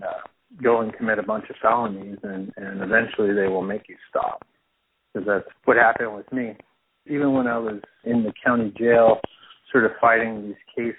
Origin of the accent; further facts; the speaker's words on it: New Mexico, United States; moved away as an adult; now in Bloomington, United States; I'm from New Mexico. That's where I grew up